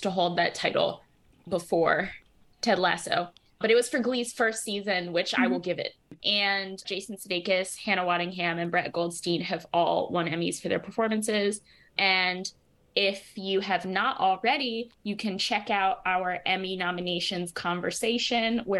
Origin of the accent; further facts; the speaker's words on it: United States; I'm American